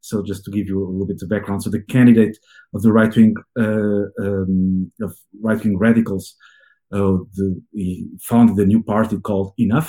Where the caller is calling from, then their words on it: Bala Cynwyd, Pennsylvania, United States; I'm calling from Ballaquinwood, so very close to Philadelphia, in the Philadelphia main line.